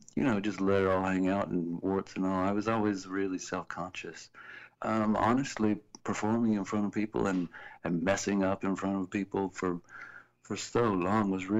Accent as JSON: {"language": "English", "town": "Columbia", "region": "South Carolina", "country": "United States", "tie": "born or raised there", "said": "we grew up together in Columbia, South Carolina"}